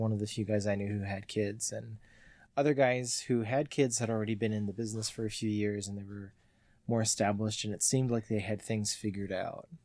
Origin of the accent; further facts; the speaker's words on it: Mississauga, Ontario, Canada; also born or lived in Perth, Ontario; moved to Mississauga when I was two